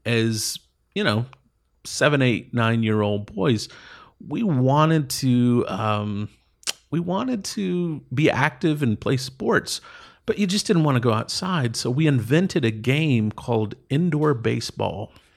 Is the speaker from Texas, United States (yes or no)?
yes; East Texas, United States; moved away as an adult; I grew up in East Texas